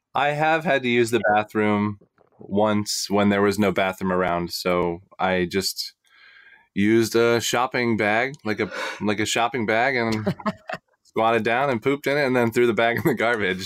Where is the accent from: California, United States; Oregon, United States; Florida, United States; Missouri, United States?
Florida, United States; I grew up in Florida